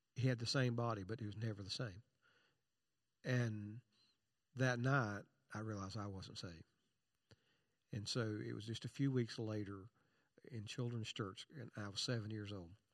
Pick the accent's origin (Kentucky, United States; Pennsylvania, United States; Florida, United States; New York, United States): Kentucky, United States; Eastern; I was born in Eastern Kentucky